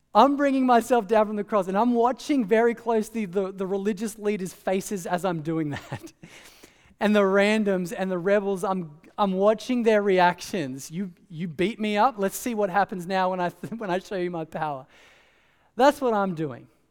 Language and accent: English; Australia; growing up in Australia